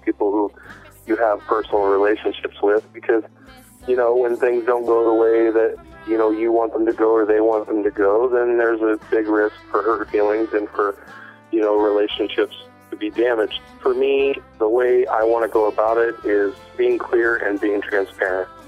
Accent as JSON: {"language": "English", "town": "Modesto", "region": "California", "country": "United States", "tie": "born or raised there", "said": "It's my home. I was born here. I was raised here"}